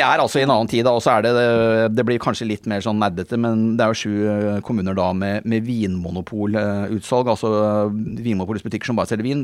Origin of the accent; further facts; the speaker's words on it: Bærum, Akershus, Norway; jeg kommer fra Bærum, ikke sant, så jeg var en sånn liberal tulling fra Bærum